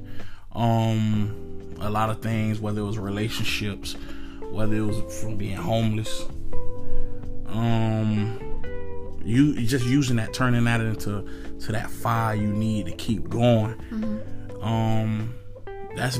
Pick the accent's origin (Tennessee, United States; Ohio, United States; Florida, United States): Florida, United States; Altamonte Springs; I'm from Altamont, Florida